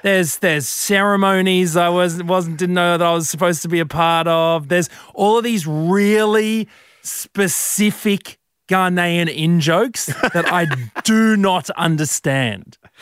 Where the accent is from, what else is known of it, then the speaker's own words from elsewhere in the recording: Brisbane, Queensland, Australia; moved away; I'm from Brizzy, Brizzy boy.